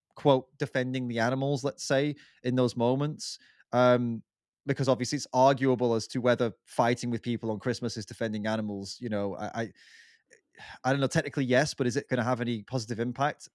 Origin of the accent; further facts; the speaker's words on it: England, United Kingdom; we're both English